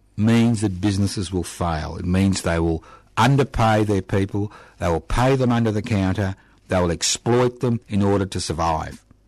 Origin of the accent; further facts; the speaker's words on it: Australia; this is Australia